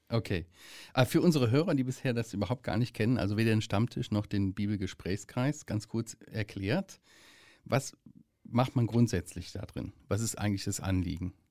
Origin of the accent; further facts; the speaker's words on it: Müllenbach, Germany; nicht so weit weg von uns, wo wir herkommen, wo ich herkomme aus Müllenbach.